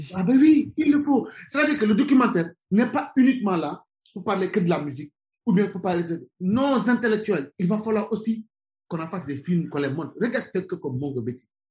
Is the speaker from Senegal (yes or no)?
yes; Senegal; moved away as an adult; also born or lived in France / Birmingham, England / Germany / Switzerland; je suis sénégalais, je, suis tout le temps au Sénégal. C'est un pays que, voilà, que j'aime, qui m'a vu naître, qui m'a vu grandir